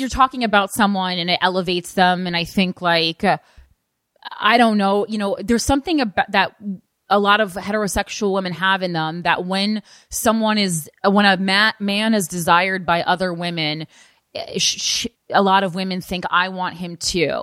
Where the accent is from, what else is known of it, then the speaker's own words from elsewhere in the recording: New Jersey, United States; moved away; I'm still from New Jersey